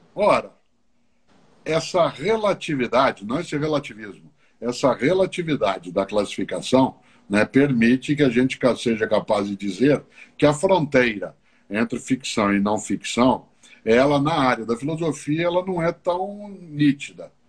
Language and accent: Portuguese; Londrina, Paraná, Brazil; accent: caipira; now in São Paulo, Brazil; na cidade de Londrina, onde eu nasci. Eu moro na capital paulista há mais de 50 anos